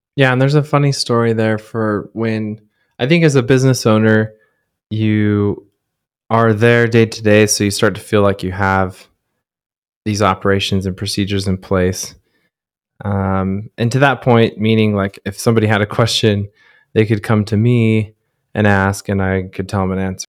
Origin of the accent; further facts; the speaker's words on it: Southern Utah, United States; growing up in Southern Utah, that's, it's an outdoor mecca.